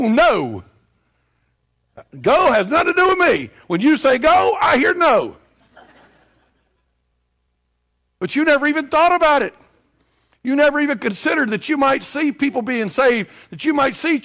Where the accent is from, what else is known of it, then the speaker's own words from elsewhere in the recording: Tennessee, United States; moved away; I'm from Tennessee